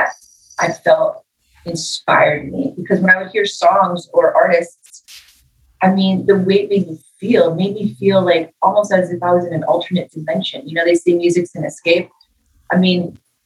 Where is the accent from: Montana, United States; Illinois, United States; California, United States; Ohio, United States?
California, United States; Los Angeles; I grew up in East LA, you know, was kind of a rough neighborhood that I grew up